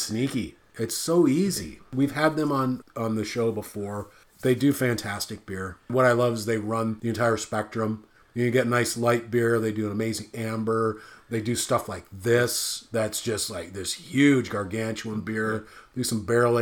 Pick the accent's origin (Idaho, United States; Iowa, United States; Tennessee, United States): Iowa, United States; I'm from Iowa.